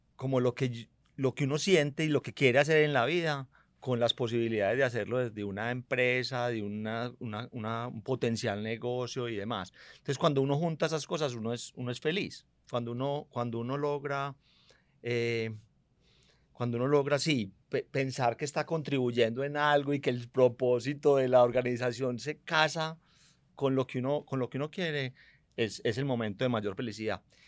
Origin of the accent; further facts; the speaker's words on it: Medellín, Antioquia, Colombia; also born or lived in United States; yo nací en Medellín